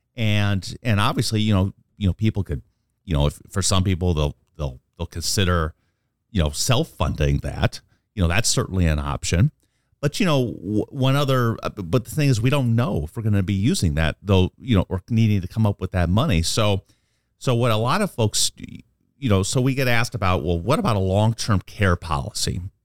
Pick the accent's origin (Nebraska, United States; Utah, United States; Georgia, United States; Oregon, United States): Nebraska, United States; Omaha; I'm a lifer from, born and raised in Omaha.